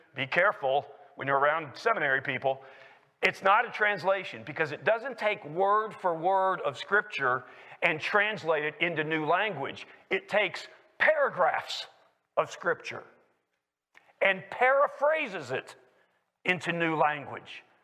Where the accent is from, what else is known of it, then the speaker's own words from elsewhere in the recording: Lexington, Kentucky, United States; moved away as an adult; also born or lived in Washington, D.C.; I was born in Lexington, Kentucky, and raised there